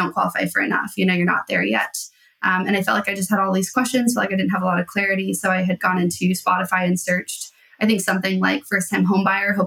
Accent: Colorado, United States; moved away as an adult; also born or lived in Nebraska; now in Washington, United States; So I was originally from Colorado, bounced to Nebraska. And then my version of residency was out in Washington. And then we kind of stayed out here after that.

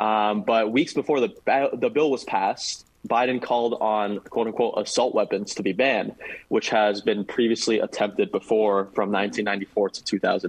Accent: San Antonio, Texas, United States; I am happily born and raised in San Antonio, Texas, proud Texan at heart.

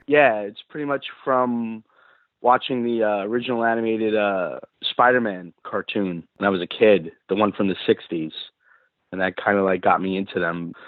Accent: New York, United States; growing up in New York

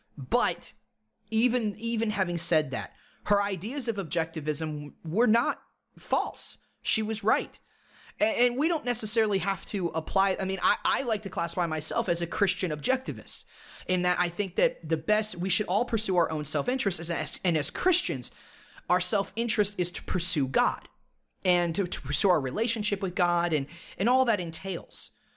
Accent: United States; our heritage as Americans

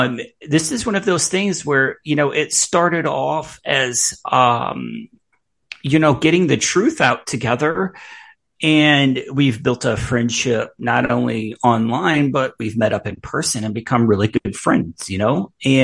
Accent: United States; now in Kentucky, United States; I'm not originally from Kentucky. I'm a northerner. I'm a Yankee. I'm a Yankee by birth.

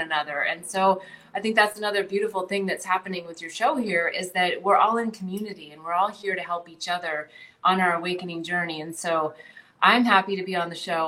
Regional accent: North Dakota, United States; moved away; also born or lived in California / New Jersey / Bali; I grew up in North Dakota. Um, you know, I grew up in a town of like 2,700 people.

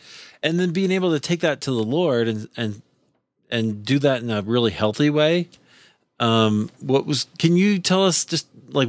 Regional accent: Iowa, United States; also born or lived in Chicago; now in Denver, United States; I grew up in Iowa, so you know, thoroughly American, right?

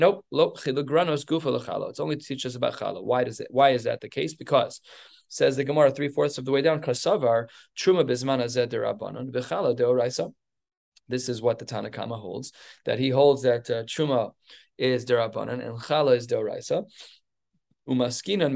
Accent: United States; I'm an American.

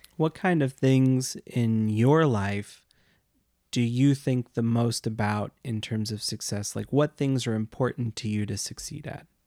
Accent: United States; we grew up in the United States

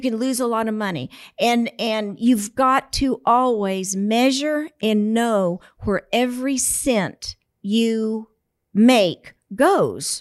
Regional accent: San Antonio, Texas, United States; Born and raised right here in San Antonio.

